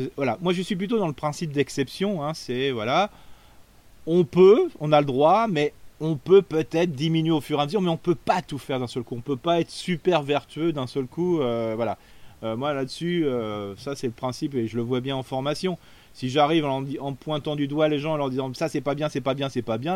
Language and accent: French; Alsace, Grand Est, France; chez nous en Alsace